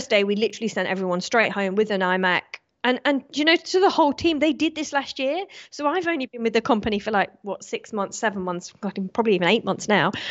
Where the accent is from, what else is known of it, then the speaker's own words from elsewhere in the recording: Australia; this is where I kind of want to turn on my citizenship and say I'm British instead of Australian